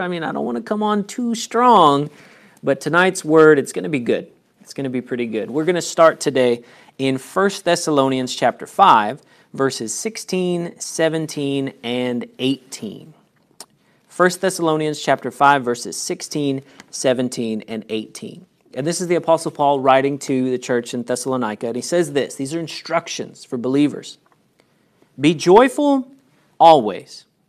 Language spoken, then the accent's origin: English; United States; I was born in the United States